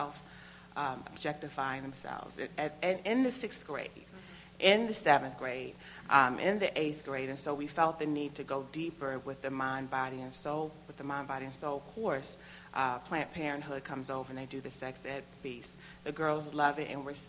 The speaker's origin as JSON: {"language": "English", "area": "Prince George's County", "region": "Maryland", "country": "United States", "tie": "born or raised there", "moved": "as an adult", "lives_now": "Baltimore, United States", "said": "I am not from Baltimore, Maryland. I grew up not too far from here in Prince George's County"}